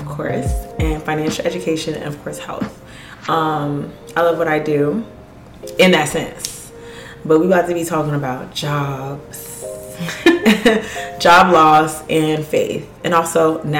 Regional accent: Ghana; is the day that I was born on. I'm Ghanaian, of course, the best of the best.

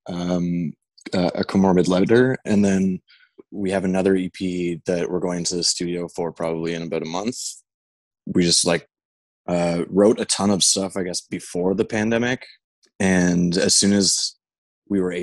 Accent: Tottenham, Ontario, Canada; also born or lived in Alliston, Ontario; an hour and a half northwest of Toronto in a town called Tottenham

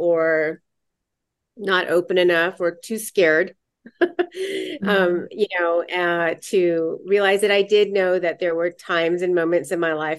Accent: San Diego, California, United States; I grew up in San Diego

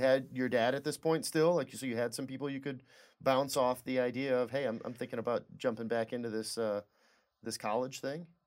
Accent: Lapeer, Michigan, United States; I'm from Lapeer.

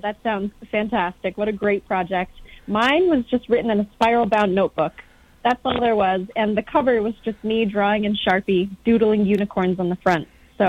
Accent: upstate New York, United States; I was born in the U.S. I was born in upstate New York, but both of my parents immigrated over from Vietnam in the mid-70s, and they met and married over here. And my brothers and I were all born in New York.

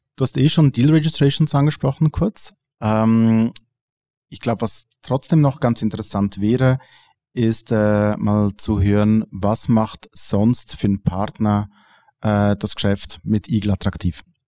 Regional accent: Switzerland; bei uns in der Schweiz

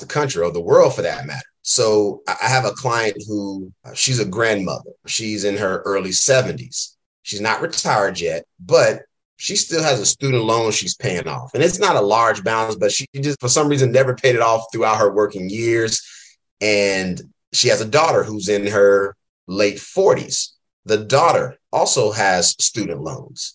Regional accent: Durham, North Carolina, United States; moved away as an adult; also born or lived in Philadelphia, Pennsylvania; now in Oakland, United States; I'm originally born and raised in Durham, North Carolina

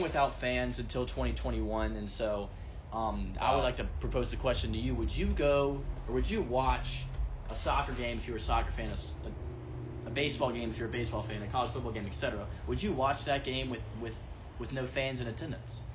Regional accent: the South, United States; being a Southerner

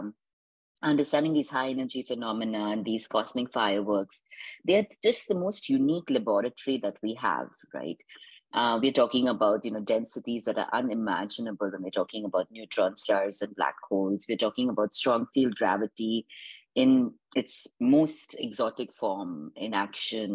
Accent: Indore, Madhya Pradesh, India; moved away as an adult; also born or lived in East Coast, United States; now in California, United States; I grew up in a village outside Indore called Manglia on a farm

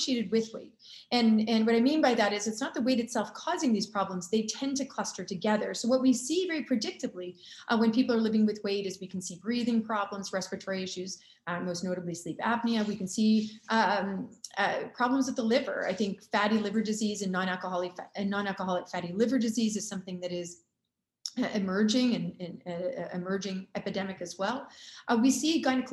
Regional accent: Canada; also born or lived in Chicago, United States / Durham, United States; I'm from Canada

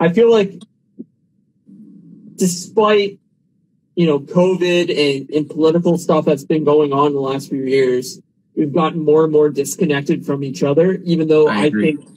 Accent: Canada; I'm from Canada

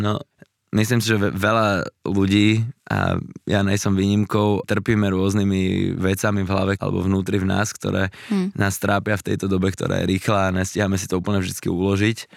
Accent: Slovakia; tu u nás na Slovensku

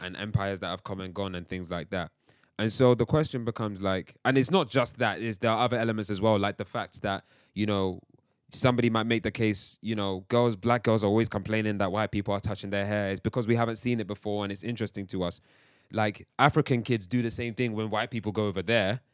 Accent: England, United Kingdom; also born or lived in Nigeria (heritage); I've also grown up around English culture too, quote unquote, English culture

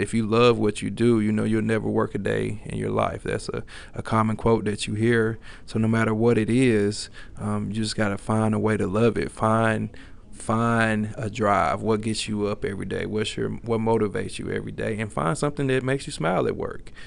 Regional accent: Little Rock, Arkansas, United States; now in Fayetteville, United States; growing up in Little Rock, Arkansas, school I graduated from

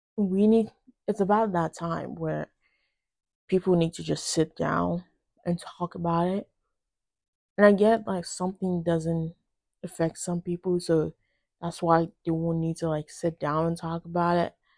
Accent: Nigeria; now in United States; I was born in Nigeria and I moved to the United States when I was relatively young

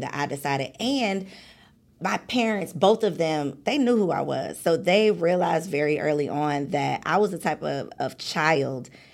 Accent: suburbs of Chicago, Illinois, United States; I'm from the suburbs of Chicago

